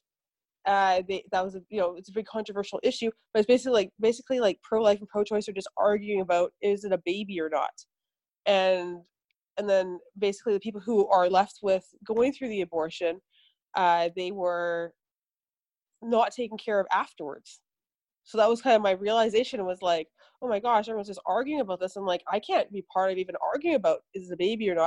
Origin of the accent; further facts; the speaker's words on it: Vancouver, British Columbia, Canada; I grew up in Canada, in Vancouver